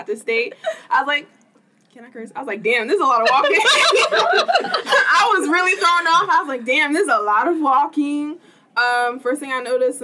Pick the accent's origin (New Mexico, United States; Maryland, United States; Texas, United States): Maryland, United States; Baltimore; I'm from Baltimore